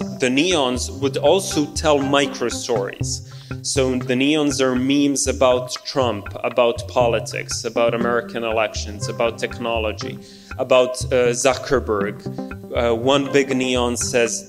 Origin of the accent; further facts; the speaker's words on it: Belgrade, Serbia; I grew up in New Belgrade, which is a very brutalist environment, modernist architecture